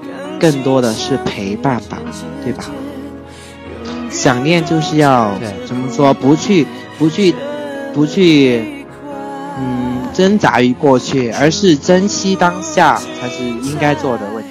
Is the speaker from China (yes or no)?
yes; Yunnan, China; 我作为云南人，